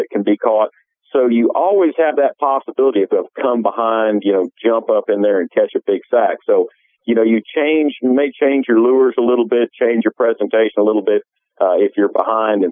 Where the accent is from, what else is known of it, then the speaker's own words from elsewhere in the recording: Florida, United States; I'm from Florida